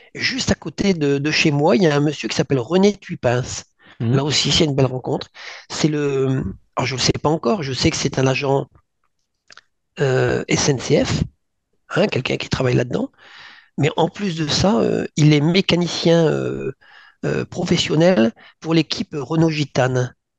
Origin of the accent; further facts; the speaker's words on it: northern France, France; je suis originaire du nord de la France.